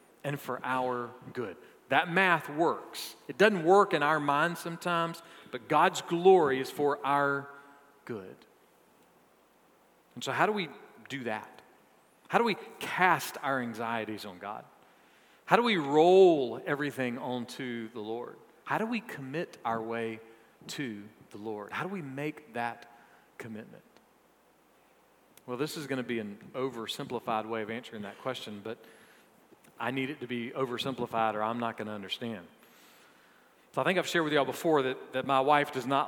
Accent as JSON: {"language": "English", "town": "Augusta", "region": "Georgia", "country": "United States", "tie": "born or raised there", "said": "I was born on May 26, 1972, at University Hospital in Augusta, Georgia"}